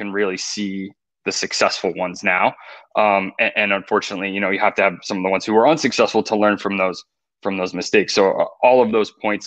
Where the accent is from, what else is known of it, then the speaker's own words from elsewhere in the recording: outside New York City, East Coast, United States; growing up on the East Coast, right? And I think East Coasters have that special something in the water, that drive, that mentality. I don't know if it was being raised like that or being born there or, you know, the New York City hustle. I think that's part of it, you know, growing up outside the city